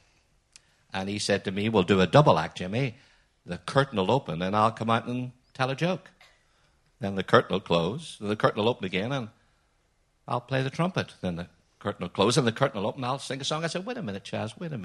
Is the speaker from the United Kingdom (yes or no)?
yes; Belfast, Northern Ireland, United Kingdom; from Belfast like me